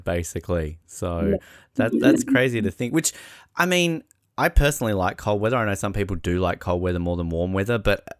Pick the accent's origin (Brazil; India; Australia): Australia; Hobart, Tasmania; growing up in Hobart, we're lucky enough to have a big mountain over the top of us